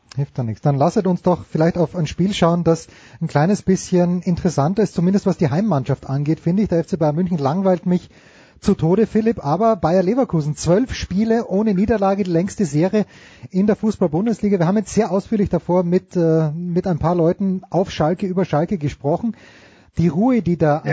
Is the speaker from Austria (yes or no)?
yes; Austria; ich bin ja Österreicher